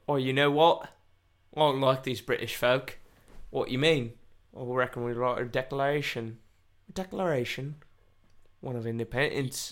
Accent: United States; I'm not American. I was born in this country

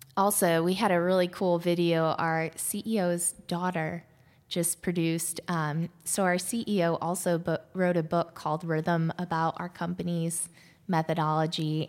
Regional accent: Ohio, United States; moved away; also born or lived in Washington, D.C.; I grew up in Ohio

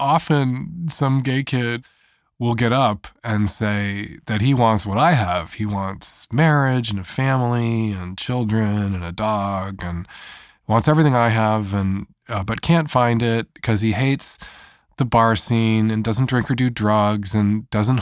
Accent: Chicago, Illinois, United States; I am an Irish Catholic, middle-aged gay dude from the north side of Chicago

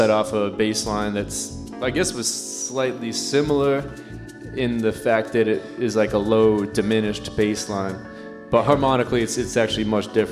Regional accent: Nashua, New Hampshire, United States; I grew up in, uh, in Nashua, New Hampshire, about 45 minutes north of Boston.

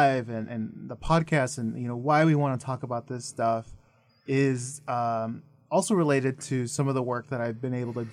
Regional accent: Idaho, United States; growing up in Idaho, I ended up translating a lot for, like, my mom and my family.

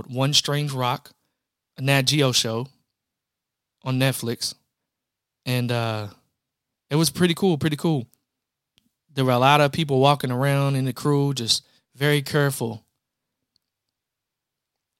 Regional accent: Louisville, Kentucky, United States; I'm from Louisville, Kentucky, but hey, we don't have any pro teams

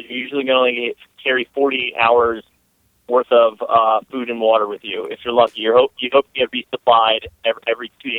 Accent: Fairfield County, Connecticut, United States; moved away as an adult; also born or lived in Washington, D.C.; I grew up in Fairfield County, Connecticut, which is one of the most affluent places in the country.

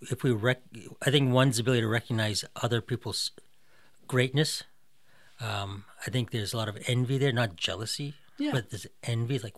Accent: Massachusetts, United States; accent: Boston; lost the Boston accent for the most part

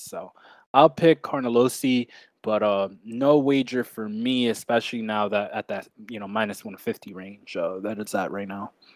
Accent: New York, United States; my home state of, uh, the great old New York

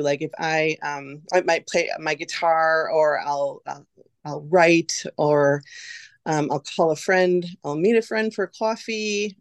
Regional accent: West Bend, Wisconsin, United States; also born or lived in Oshkosh, Wisconsin; I was born and raised in West Bend here

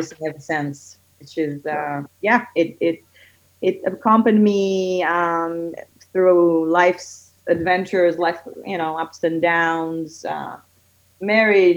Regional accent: Israel; moved away as an adult; now in Doylestown, United States; I'm actually originally I'm from Israel. I live here for about 16 years with my family.

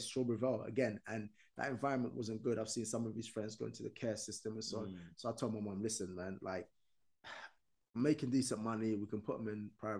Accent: Sudan; English is a second language; also born or lived in United States; now in United Kingdom; I was born in Sudan

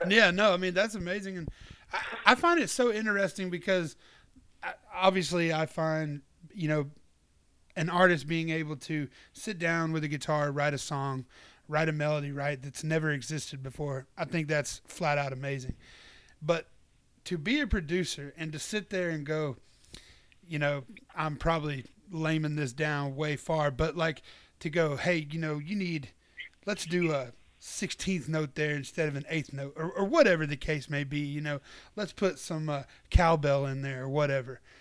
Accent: Athens, Georgia, United States; And I was born in Athens, Georgia.

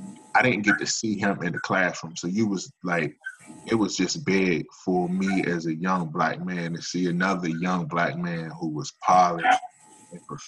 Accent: Capitol Heights, Maryland, United States; I'm from Capitol Heights.

